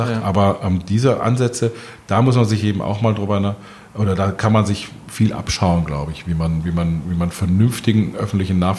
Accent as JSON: {"language": "German", "region": "Berlin", "country": "Germany", "said": "Und man, man schimpft als Berliner ja immer gerne über die BVG."}